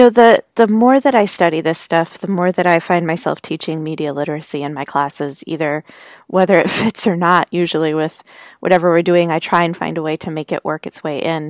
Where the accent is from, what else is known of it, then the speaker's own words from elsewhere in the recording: United States; I'm an American